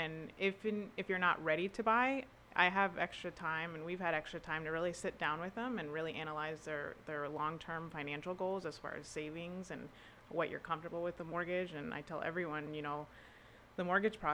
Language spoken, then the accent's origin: English; Naples, Florida, United States; also born or lived in Tampa; I pretty much was born and raised in Naples